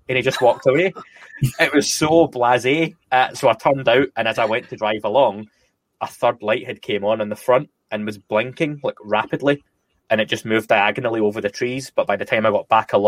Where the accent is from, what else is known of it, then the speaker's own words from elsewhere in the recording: Scotland, United Kingdom; now in North of England, United Kingdom; I'm Scottish, as people can probably tell from the dodgy accent